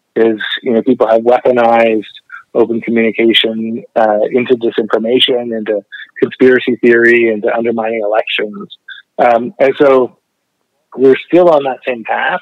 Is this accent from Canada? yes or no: yes; Canada; I, grew up studying communications, being a documentary filmmaker and a community video activist in Canada